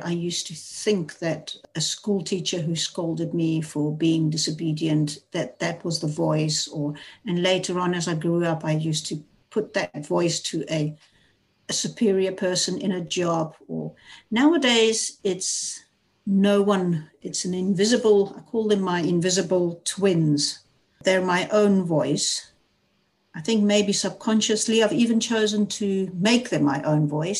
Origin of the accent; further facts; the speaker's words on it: South Africa; moved away as an adult; now in Netherlands; I was raised in South Africa. I'm 59 years old. I live in the Netherlands, have been here for the last 33 years